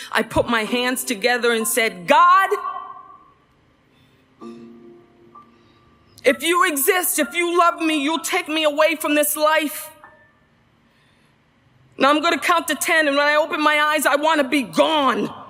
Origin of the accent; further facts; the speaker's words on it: Central Falls, Rhode Island, United States; I grew up in Central Falls, Rhode Island